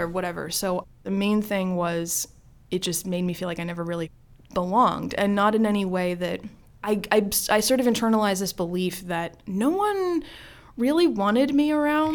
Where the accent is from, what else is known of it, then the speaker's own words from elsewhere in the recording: Maryland, United States; grew up in Maryland, have lived in Maryland my entire life